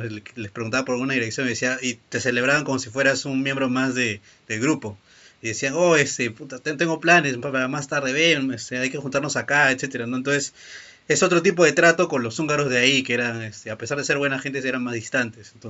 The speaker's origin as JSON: {"language": "Spanish", "country": "Peru", "said": "ayuda a mi tío Peña no yo también que soy peruano"}